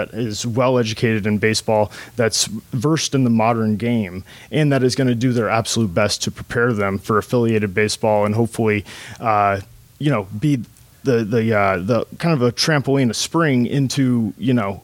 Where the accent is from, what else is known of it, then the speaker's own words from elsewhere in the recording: Tampa, Florida, United States; now in Michigan, United States; I'm from Tampa, Florida